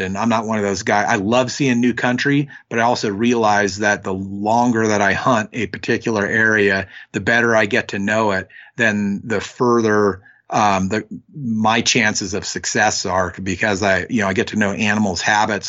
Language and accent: English; Northwestern California, United States; I grew up in Northwestern California, um, up near the Oregon border